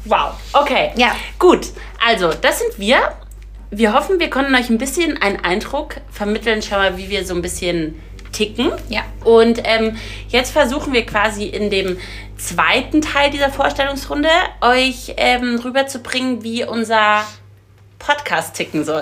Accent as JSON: {"language": "German", "town": "Munich", "region": "Bavaria", "country": "Germany", "said": "wir kommen aus München"}